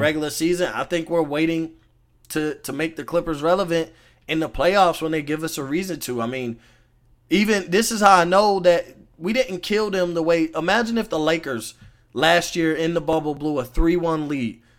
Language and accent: English; Florida, United States; growing up in Florida